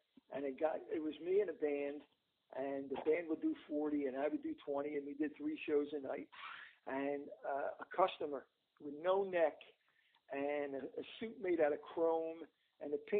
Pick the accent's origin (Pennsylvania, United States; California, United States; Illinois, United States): Pennsylvania, United States; Philadelphia; West Philly, born and raised